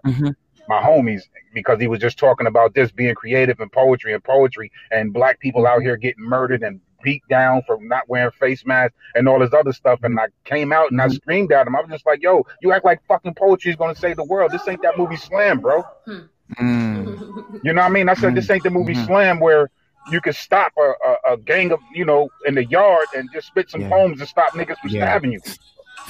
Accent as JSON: {"language": "English", "town": "Albany", "region": "New York", "country": "United States", "tie": "born or raised there", "said": "I was born and raised in Albany, New York"}